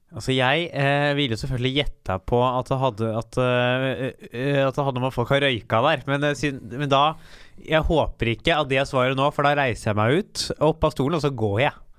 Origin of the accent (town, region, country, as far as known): Norway